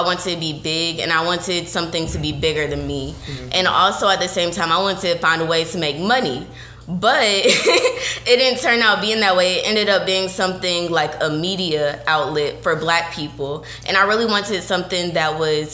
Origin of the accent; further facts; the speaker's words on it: Columbus, Georgia, United States; I am from the good place of Colga. Okay, Columbus, Georgia, 706